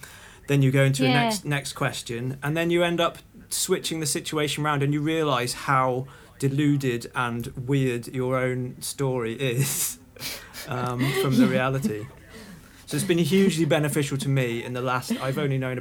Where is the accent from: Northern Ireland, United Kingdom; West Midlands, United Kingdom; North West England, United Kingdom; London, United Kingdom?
North West England, United Kingdom; Liverpool; I was born in Liverpool